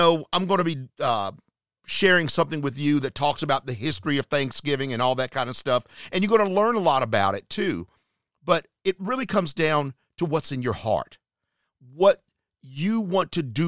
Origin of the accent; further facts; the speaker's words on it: Charlotte, North Carolina, United States; moved away; my hometown area, Charlotte, North Carolina